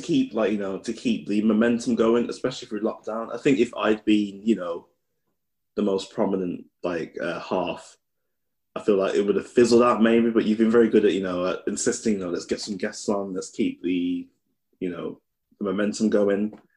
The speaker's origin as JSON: {"language": "English", "town": "Birmingham", "region": "West Midlands", "country": "United Kingdom", "tie": "born or raised there", "moved": "as an adult", "lives_now": "Newcastle, United Kingdom", "said": "I'm from Handsworth, and I was a bit of a hermit growing up"}